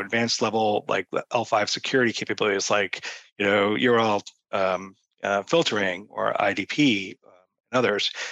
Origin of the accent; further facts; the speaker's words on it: Boston, Massachusetts, United States; I'm from Boston